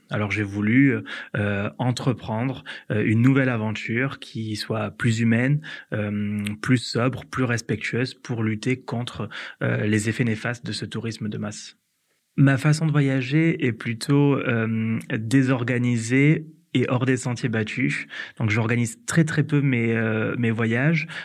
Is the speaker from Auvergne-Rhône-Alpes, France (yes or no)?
no; Occitania, France; Et j'ai décidé du coup de prendre mon sac à dos, de sillonner ma région natale, l'Occitanie, à la recherche de ce choc culturel